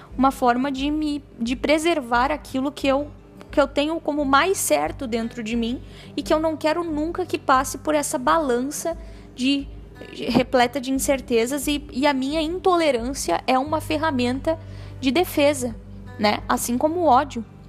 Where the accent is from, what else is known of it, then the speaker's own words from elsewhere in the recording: Brazil; nós todos somos cidadãos dessa pátria, nós todos uh, somos brasileiros